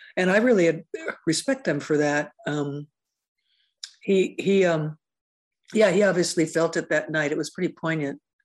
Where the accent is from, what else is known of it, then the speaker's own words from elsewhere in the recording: Seattle, Washington, United States; back when it was really super unhip to be from Seattle.